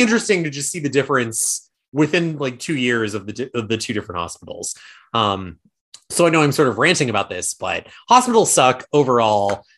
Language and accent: English; Placerville, California, United States; my hometown of Placerville